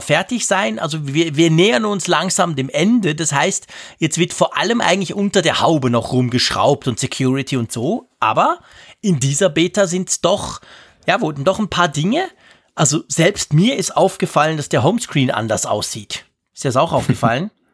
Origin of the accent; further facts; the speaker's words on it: Switzerland; hier bei uns in der Schweiz